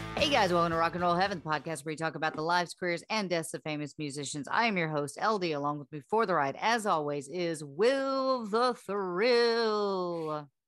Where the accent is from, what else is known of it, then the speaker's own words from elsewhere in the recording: the South, United States; we're from the South, we were, number two, we're raised on this music